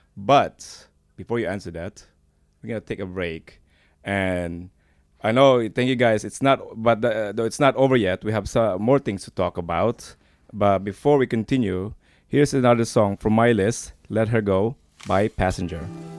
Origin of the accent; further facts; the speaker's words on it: United States; I know as an American